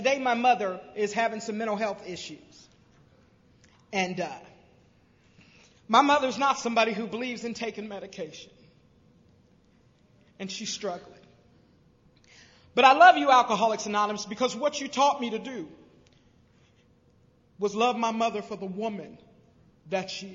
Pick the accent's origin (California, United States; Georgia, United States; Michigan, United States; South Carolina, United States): South Carolina, United States; Greenville; now in Cincinnati, United States; I was raised in Greenville, South Carolina